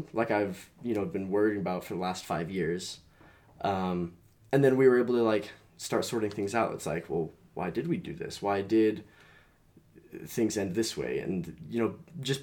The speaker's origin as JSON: {"language": "English", "region": "Utah", "country": "United States", "tie": "born or raised there", "said": "I grew up here in Utah County"}